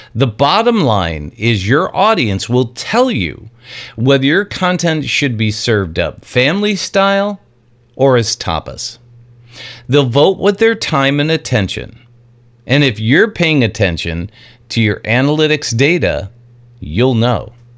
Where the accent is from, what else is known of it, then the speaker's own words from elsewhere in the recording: New York, United States; I grew up in New York in a very Italian family